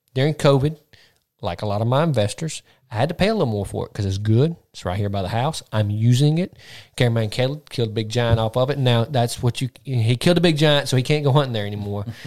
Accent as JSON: {"language": "English", "region": "Mississippi", "country": "United States", "said": "we're from Mississippi"}